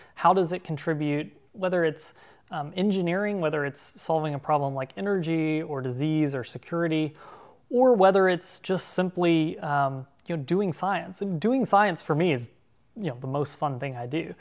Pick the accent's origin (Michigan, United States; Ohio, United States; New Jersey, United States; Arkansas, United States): Arkansas, United States; at ten or fourteen years old growing up in Arkansas